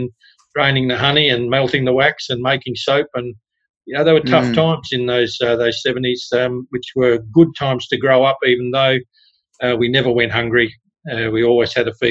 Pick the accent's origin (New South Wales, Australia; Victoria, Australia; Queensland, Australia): Victoria, Australia; Leongatha; also born or lived in Toora, Victoria; it was just a healthy life growing up in Victoria in the 60s